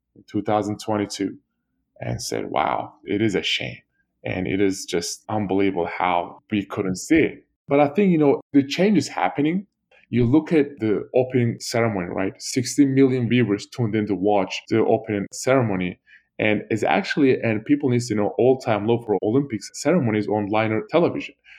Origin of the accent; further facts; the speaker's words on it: Turkey; moved away; Turkey because my family was involved and that was my home country